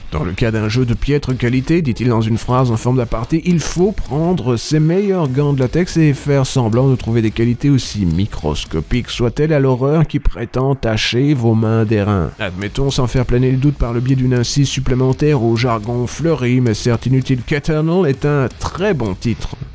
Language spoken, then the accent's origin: French; Brussels, Brussels-Capital Region, Belgium; je viens de Bruxelles.